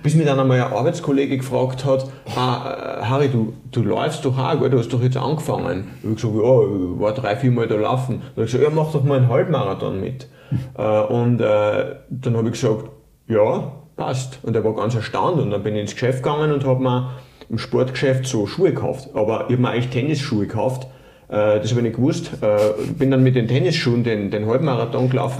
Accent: Linz, Upper Austria, Austria; moved away as an adult; also born or lived in Tyrol; Ich komme ursprünglich aus dem, aus dem Flachland, aus, aus Oberösterreich, aus Linz

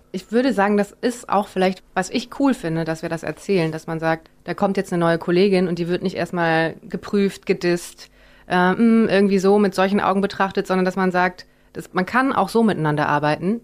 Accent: Rhineland, Germany; als Rheinländerin

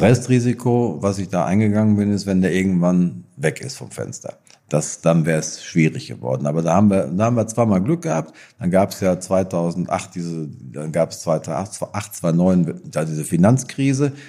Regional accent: Marsberg, North Rhine-Westphalia, Germany; in dem Ort, wo ich herkomme, in Seelendorf, wo ich geboren bin. Äh, Marsberg. Äh, Erlinghausen ist es

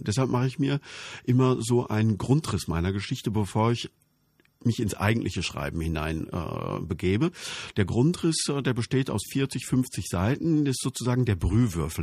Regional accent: Altena, North Rhine-Westphalia, Germany; in meiner Heimatstadt spielt, Altenheim Sauerland

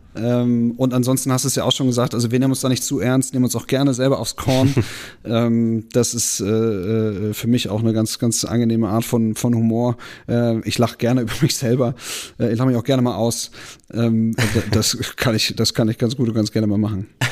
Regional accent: Bremen, Germany; wir sind halt Bremer

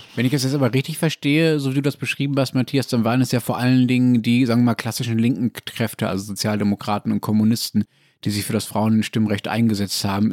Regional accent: Germany; bei uns in Deutschland

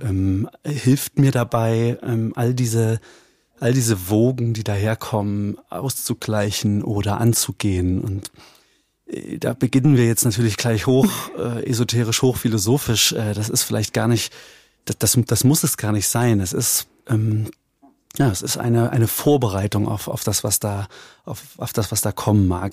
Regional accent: Eichsfeld, Thuringia, Germany; ich komme aus dem Eichsfeld. Wir reden hier vom, von der Nordspitze Thüringens, tief konservatives, hm. sehr dörfliches, katholisches Eichsfeld

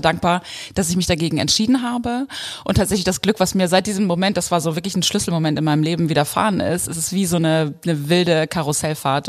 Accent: East Frisia, Lower Saxony, Germany; moved away; also born or lived in Texas; ich bin ja in der Einöde Ostfrieslands aufgewachsen

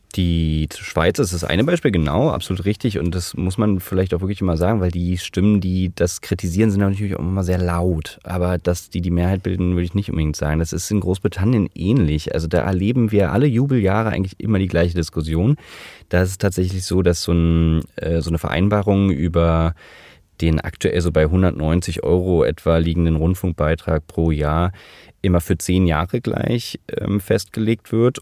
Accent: Germany

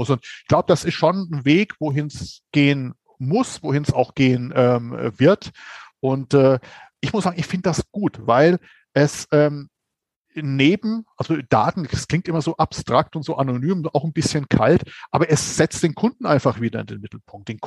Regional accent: Bavaria, Germany; ich bin ja Franke. So, das heißt, ähm, als Franke hat man ja eine genetisch ähm, veranlagte Neigung ähm, zum Hopfenkaltgetränk.

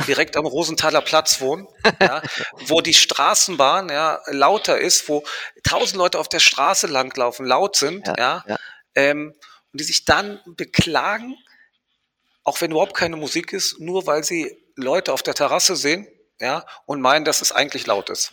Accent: Marbella, Andalusia, Spain; now in Berlin, Germany; Ich bin ja in Spanien groß geworden

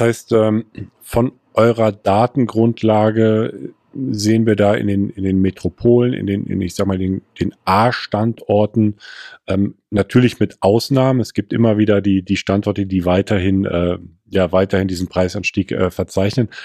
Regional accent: Erftstadt, North Rhine-Westphalia, Germany; ich komme aus Erftstadt

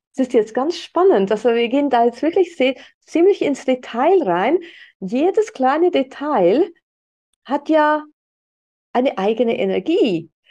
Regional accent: Switzerland; bei uns in der Schweiz

